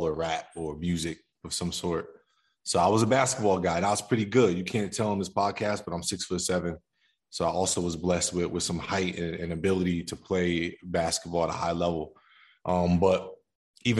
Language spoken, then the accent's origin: English; Somerville, New Jersey, United States; I grew up in Jersey. I'm a Jersey boy. Somerville, New Jersey, to be exact.